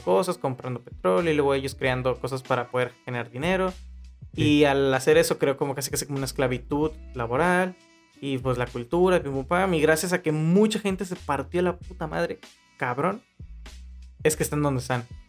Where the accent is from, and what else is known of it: Mexico